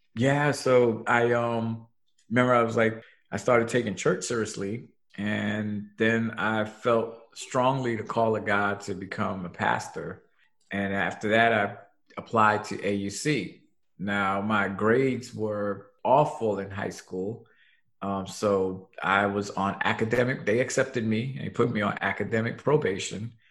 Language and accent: English; New York City, New York, United States; born and raised in Brooklyn, New York